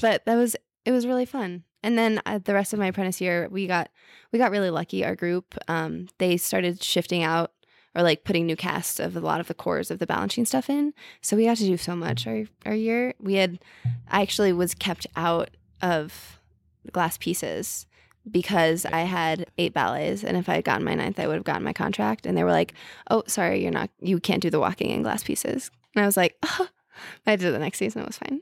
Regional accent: Princeton, New Jersey, United States; now in New York City, United States; I'm from Jersey.

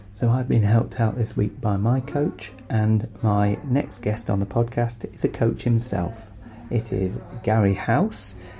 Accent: Brixham, South West England, United Kingdom; moved away; also born or lived in Sheffield; I am a runner from Devon. Originally, I was born and raised on the mean streets of Brixham, not Brixton

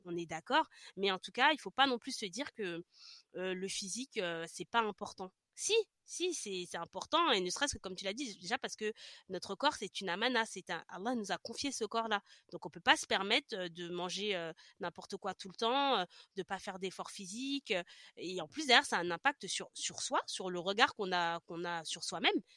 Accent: France; moved away; also born or lived in Paris region; quand je suis revenue dans ma région d'origine

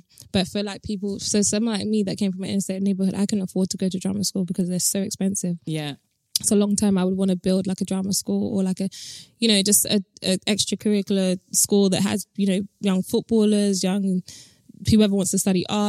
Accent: London, United Kingdom; accent: British; I grew up in Tottenham

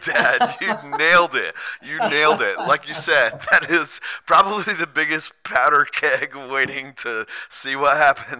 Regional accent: Orlando, Florida, United States; I grew up in Orlando. We got a lot of friends and fam around the state of Florida

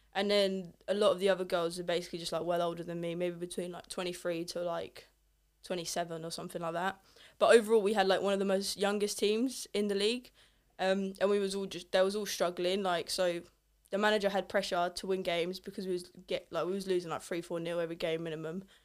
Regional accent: England, United Kingdom; also born or lived in Italy; I'm not from England, obviously. I'm Polish and Italian, so a bit of a mix. Um, moved here when I was, like, three from Italy

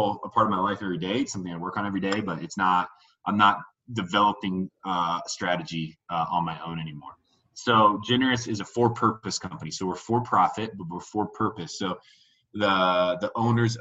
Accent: Indiana, United States; moved away as an adult; also born or lived in Denver; I grew up in Indiana, small Midwestern town, and I'm only child

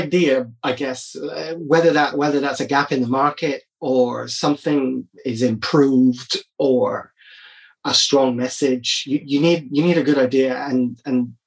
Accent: Barbados; growing up in Barbados

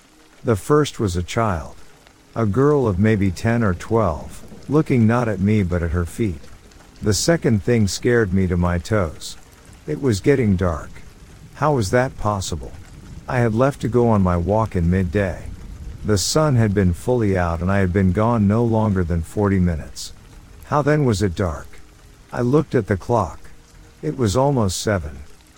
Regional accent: County Clare, Ireland; now in United States; I'm originally from Ireland. I moved to the States roughly 20 years ago. This story takes place in County Clare, Ireland, when I was about 15 years old.

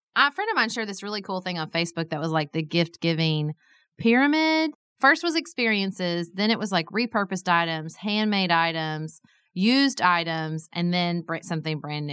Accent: Paducah, Kentucky, United States; I was a city commissioner in my hometown

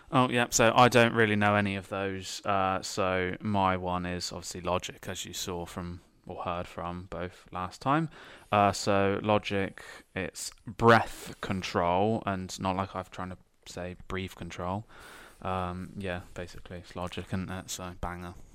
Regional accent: United Kingdom; as a British person

